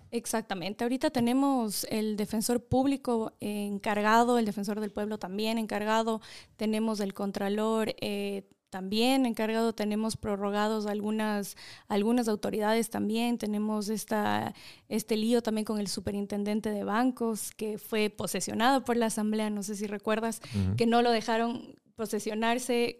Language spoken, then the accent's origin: Spanish; Quito, Pichincha, Ecuador; also born or lived in Los Angeles, United States / Chino Hills, United States / Maryland, United States; Nací en Los Ángeles. Mis papás fueron, bueno, migrantes en su tiempo, se fueron del Ecuador a trabajar allá y por cosas de la vida terminé, pues nací allá y me tuvieron allá y me crié, la verdad estuve hasta los 5, seis años, regresé al Ecuador, estudié acá